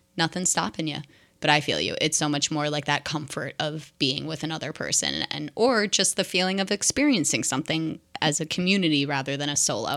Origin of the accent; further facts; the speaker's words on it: New Jersey, United States; moved away as an adult; now in Seattle, United States; my home is my home back in New Jersey